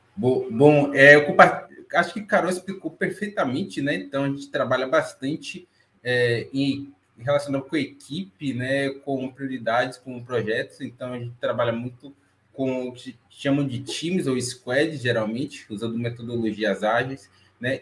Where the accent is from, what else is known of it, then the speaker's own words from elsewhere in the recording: Bahia, Brazil; sou natural de Salvador, estou falando aqui da Bahia também, mas baiano, mas não sou soteropolitano